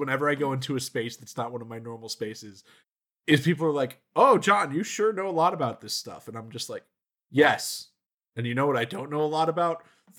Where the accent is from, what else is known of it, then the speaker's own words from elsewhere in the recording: Georgia, United States; I'm a Catholic from Georgia